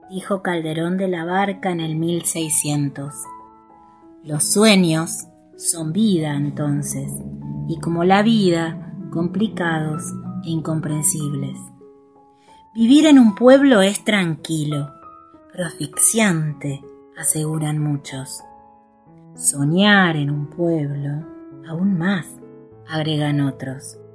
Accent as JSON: {"language": "Spanish", "region": "Buenos Aires", "country": "Argentina", "tie": "born or raised there", "moved": "as an adult", "lives_now": "San Martín de los Andes, Argentina", "said": "Nací en Buenos Aires en los años 70 pero vivo en la Patagonia hace casi 20 años."}